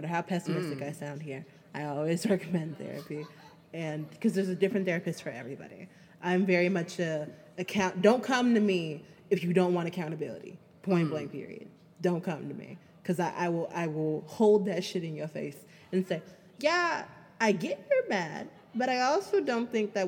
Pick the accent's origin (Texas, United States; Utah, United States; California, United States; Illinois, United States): Illinois, United States; Chicago; I'm a Chicagoan